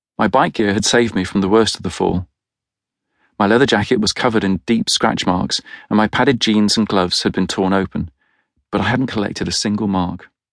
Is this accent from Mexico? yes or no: no; United Kingdom; As a Brit